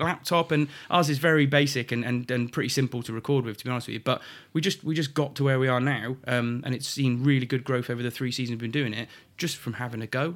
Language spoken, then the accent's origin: English; Shrewsbury, West Midlands, United Kingdom; also born or lived in Montford Bridge; I was born in Shrewsbury Hospital